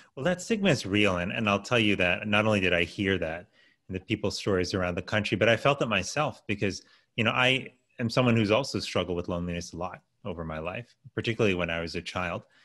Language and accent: English; Miami, Florida, United States; I was raised in Miami, Florida.